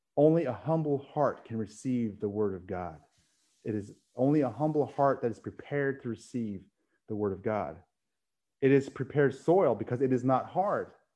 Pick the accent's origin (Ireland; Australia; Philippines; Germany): Philippines; I'm Filipino